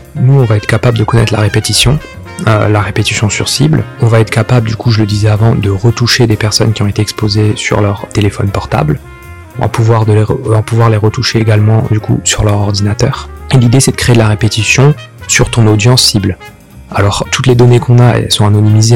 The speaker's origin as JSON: {"language": "French", "town": "Sarreguemines", "region": "Grand Est", "country": "France", "tie": "born or raised there", "also_born_or_lived": "Normandy / Brittany / Cergy-Pontoise", "moved": "as an adult", "said": "Puis autour de mes 8-9 euh, ans jusqu'à mes 18 ans, euh, j'ai grandi dans l'est de la France, dans une ville qui s'appelle euh, Sarreguemines, proche de Metz."}